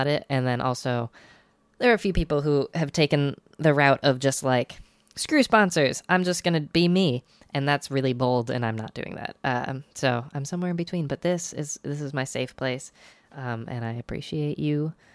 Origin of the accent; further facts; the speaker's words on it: Binghamton, New York area, United States; moved away; I went up to my family's place up in Binghamton, New York